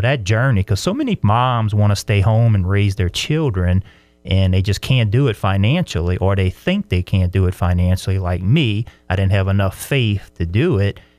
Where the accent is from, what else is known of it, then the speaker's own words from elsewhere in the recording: LaPlace, Louisiana, United States; moved away as an adult; now in Brandon, United States; I'm from South Louisiana, a little town called La Place, a very small, uh, town in the swamplands of Louisiana